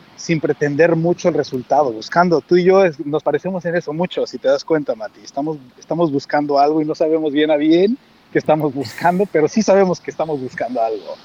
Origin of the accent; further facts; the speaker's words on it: Mexico; moved away as an adult; also born or lived in Mexico City / Madrid; now in San Diego, United States; soy mexicano